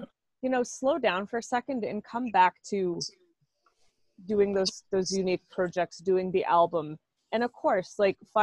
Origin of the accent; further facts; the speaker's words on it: Oshawa, Ontario, Canada; I'm … from Oshawa